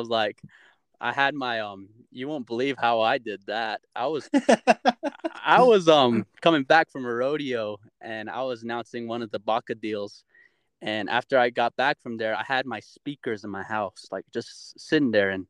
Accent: Albuquerque, New Mexico, United States; I grew up in Albuquerque, so I lived in the hood at one time, like straight in the college town area, and you would hear gunshots at night. And I lived there for like 3 years

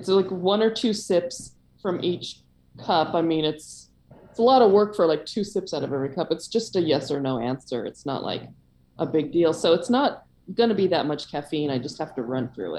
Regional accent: San Francisco Bay Area, California, United States; moved away as an adult; also born or lived in Oslo / Seattle / Vermont / Virginia; I'm from the Bay Area. I'm very much a NorCal girl and born and bred

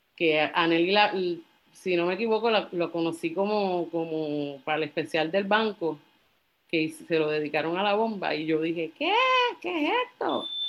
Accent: Carolina, Puerto Rico; also born or lived in San Juan; fui nacida y criada en Carolina

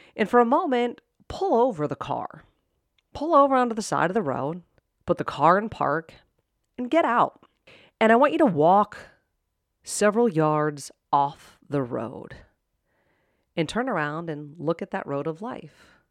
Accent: Pittsburgh, Pennsylvania, United States; I grew up in Pittsburgh, and my sister was at Penn State

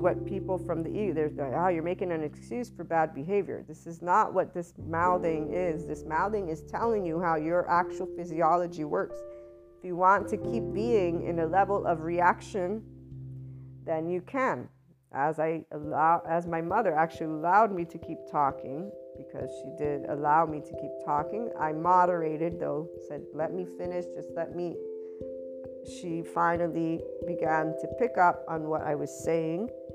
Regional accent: United States; As an American

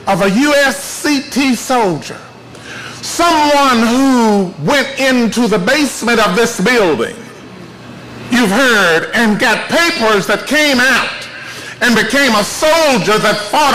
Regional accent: College Grove, Tennessee, United States; I'm the only one, I guess, that's a native of Williamson County. I've been here all of my life except for a few years that I went away to go to work, but I was born in College Grove

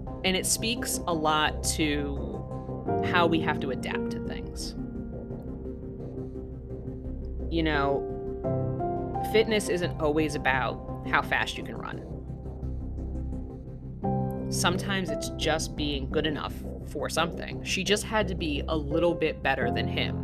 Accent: New York City, New York, United States; moved away; also born or lived in the mountains; For a good portion of my life, I grew up in New York City, and then I moved to like the mountains where we kind of got snowed in a lot.

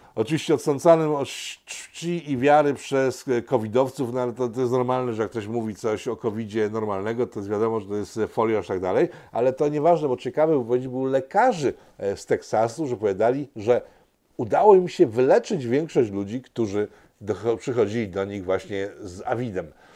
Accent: Łódź, Łódź Voivodeship, Poland; Jestem chłopakiem z Łodzi, przysięgam.

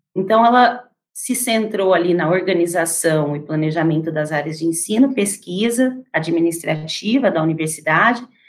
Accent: Campinas, São Paulo, Brazil; eu sou campineira. E como muitos campineiros, eu cresci com o sonho de estudar na universidade

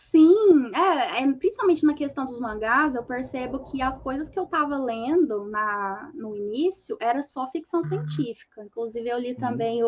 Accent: Uberlândia, Minas Gerais, Brazil; accent: mineiro; Eu sou de Uberlândia, Minas ah. Gerais. Aí vocês perceberam todo o sotaque mineiro

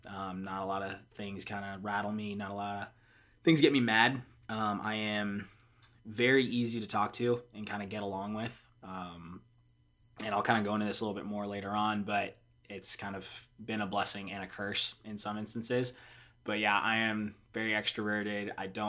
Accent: Charlotte, North Carolina, United States; I am from Charlotte, North Carolina. Kind of moved around a little bit, but I consider Charlotte home.

